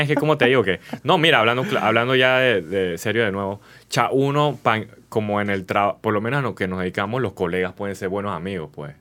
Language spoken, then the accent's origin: Spanish; Panama; como panameños